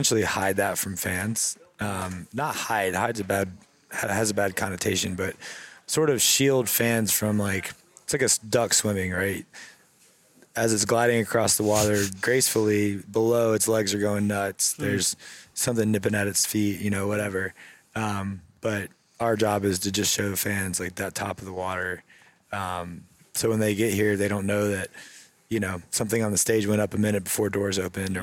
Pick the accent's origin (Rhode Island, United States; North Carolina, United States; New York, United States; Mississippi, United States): North Carolina, United States; Cary; I'm from here. I grew up in Cary